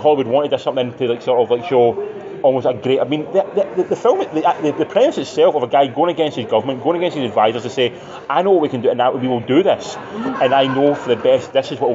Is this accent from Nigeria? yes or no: no; Scotland, United Kingdom; being Scottish and being British